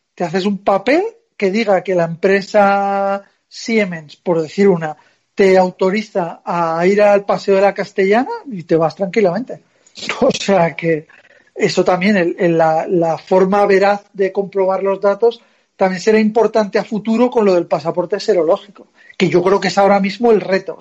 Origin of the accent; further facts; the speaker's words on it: Zaragoza, Aragon, Spain; now in Madrid, Spain; yo soy de Zaragoza